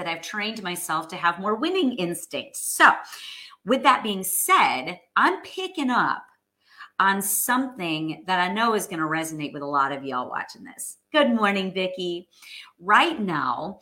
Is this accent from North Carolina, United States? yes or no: no; New York, United States; moved away as an adult; now in Texas, United States; I'm a former New Yorker, friends, born and raised. All my roots are in New York.